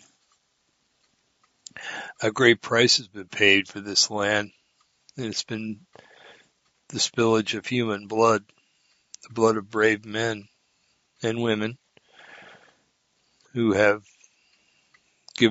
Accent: New Jersey, United States; I was born in New Jersey

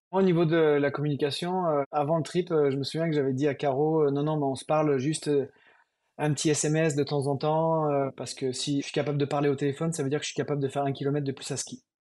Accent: France

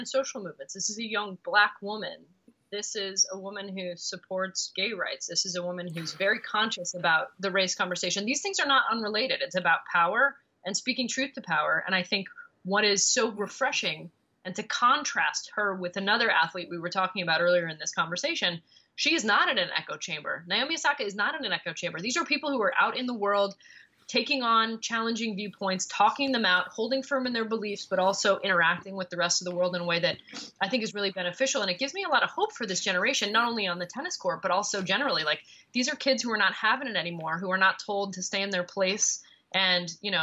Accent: Montreal, Quebec, Canada; now in New York, United States; My hometown of Montreal

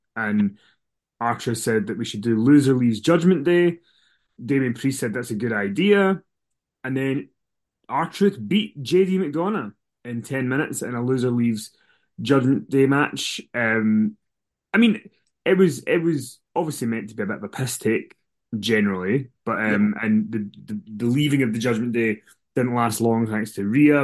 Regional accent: Scotland, United Kingdom; we're Scottish.

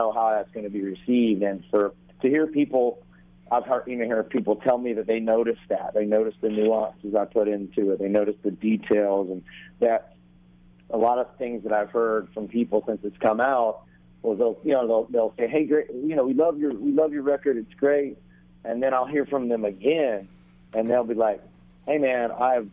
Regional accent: Myrtle Beach, South Carolina, United States; also born or lived in St. Simons Island, Georgia; now in Nashville, United States; I'm originally from Myrtle Beach, South Carolina

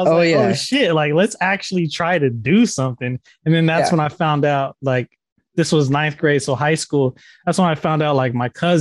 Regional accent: Stockton, California, United States; I'm from Stockton, California.

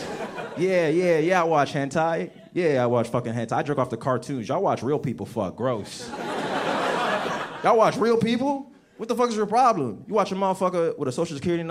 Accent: United States; also born or lived in Nigeria; I'm from Africa, but I grew up right outside of Washington, D.C.

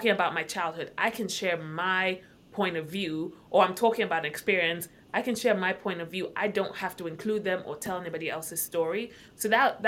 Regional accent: Accra, Greater Accra, Ghana; moved away as an adult; now in United States; born and raised in Accra, Ghana. Moved to the States a couple years ago and by a couple, I mean like 14.

